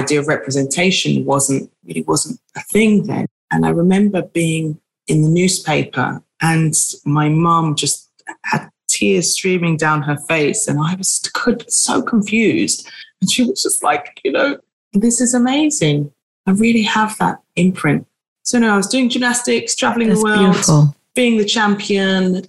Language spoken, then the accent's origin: English; London, United Kingdom; I'm born in South London and I've grown up and lived in London all my life.